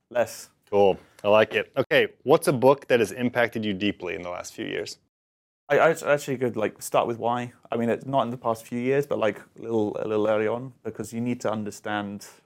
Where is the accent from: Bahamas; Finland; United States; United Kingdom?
United Kingdom; So I do travel a little bit, um, and as a Brit, I'm very fond for my tea.